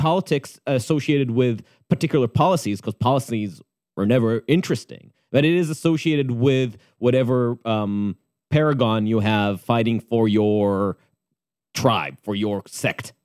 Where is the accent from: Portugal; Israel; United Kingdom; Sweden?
Israel; moved away as an adult; growing up in Tel Aviv or Jerusalem